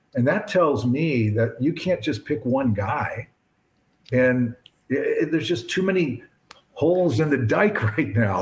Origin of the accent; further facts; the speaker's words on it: Barrington, Illinois, United States; also born or lived in Lincoln Park, Chicago; I grew up in Barrington